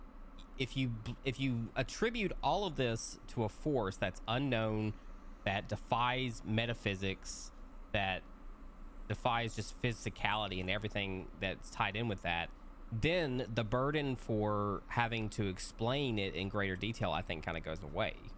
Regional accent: Middle Tennessee, United States; growing up in the Middle Tennessee area, definitely super conservative

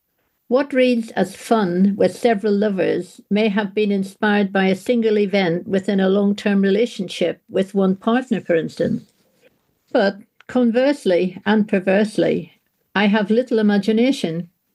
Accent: England, United Kingdom; I mean, Manchester, for goodness sake, I'm from the Shires.

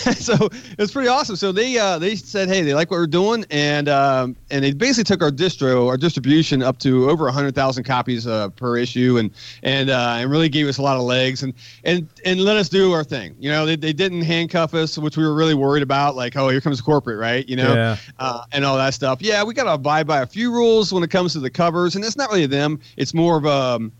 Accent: West Virginia, United States; No, and I grew up in West Virginia.

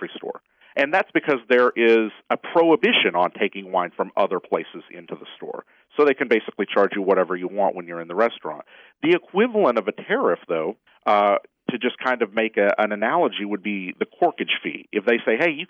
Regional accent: Tennessee, United States; moved away; I'm from Tennessee, or at least I grew up there. I haven't been back in a while

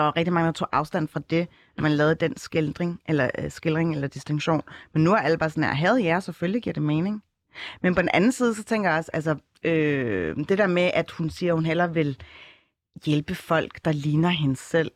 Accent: Copenhagen, Capital Region of Denmark, Denmark; Jeg er fra Ryparken og Tingbjerg.

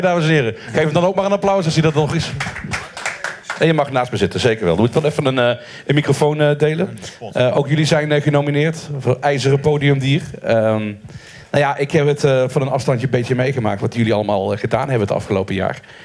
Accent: Maastricht, Limburg, Netherlands; ik kom er ook vandaan

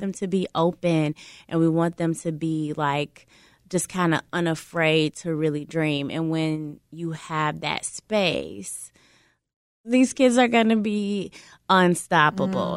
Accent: Chicago, Illinois, United States; being a Chicagoan

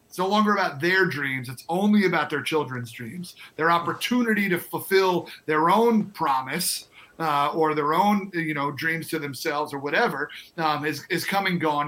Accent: New York, United States; moved away as an adult; also born or lived in North Carolina / South Carolina; now in Twin Cities, United States; I'm born and raised in New York

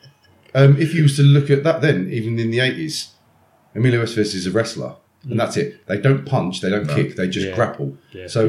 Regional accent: Chatham, South East England, United Kingdom; growing up in Chatham was, especially in the 90s and 2000s

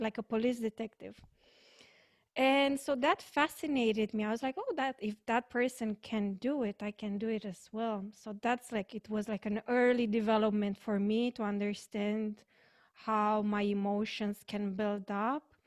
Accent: Romania; I'm from Romania

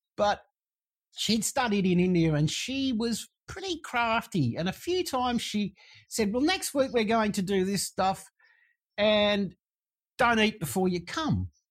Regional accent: Sydney, New South Wales, Australia; I grew up in Sydney

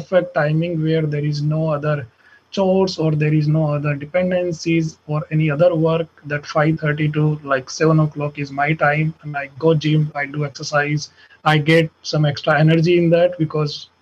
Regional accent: Jaipur, Rajasthan, India; moved away as an adult; now in Dublin, United States; I'm from Jaipur

